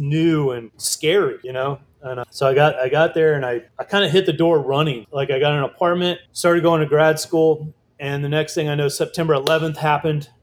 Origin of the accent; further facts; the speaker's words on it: Virginia Beach, Virginia, United States; also born or lived in New York; now in Luray, United States; I grew up in Virginia Beach